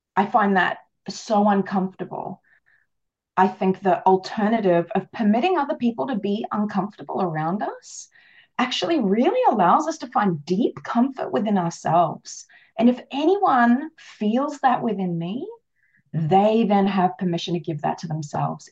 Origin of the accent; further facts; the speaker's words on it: Australia; I am Australian